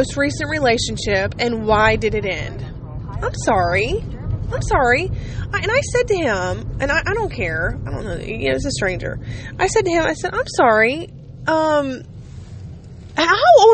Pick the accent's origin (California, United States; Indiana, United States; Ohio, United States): Ohio, United States; I just told him Ohio.